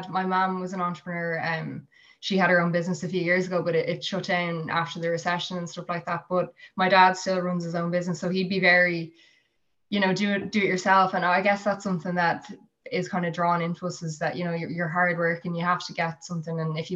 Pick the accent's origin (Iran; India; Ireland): Ireland; Skerries, Leinster; I'm originally from Skerries, so I was commuting from Skerries to Sandyford